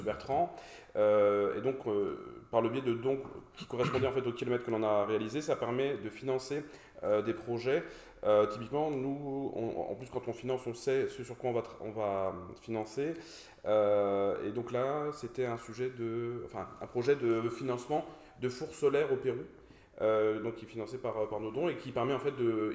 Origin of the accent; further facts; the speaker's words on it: Brest, Brittany, France; also born or lived in Paris; now in Toulouse, France; je suis toulousain depuis 2019, euh, brestois d'origine.